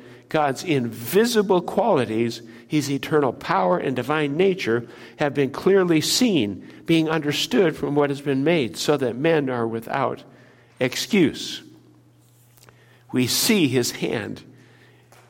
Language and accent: English; Minnesota, United States; moved away; I grew up in Minnesota